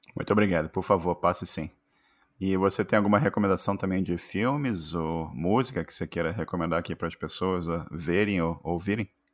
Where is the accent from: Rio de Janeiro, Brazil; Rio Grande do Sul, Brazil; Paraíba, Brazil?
Rio de Janeiro, Brazil; accent: carioca; now in United States; meu sotaque de carioca